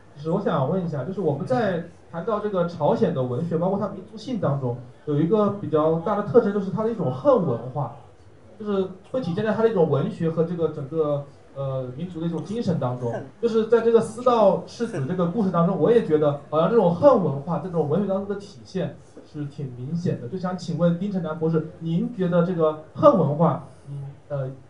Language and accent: Chinese; China; 我们中国人